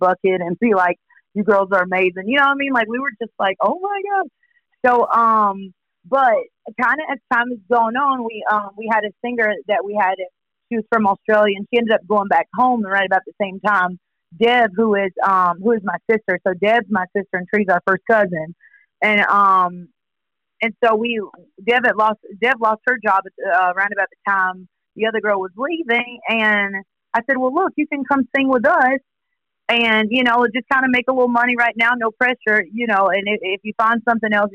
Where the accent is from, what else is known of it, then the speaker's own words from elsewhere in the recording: Poplarville, Mississippi, United States; moved away as an adult; now in New Orleans, United States; We're all born and raised in Poplarville, Mississippi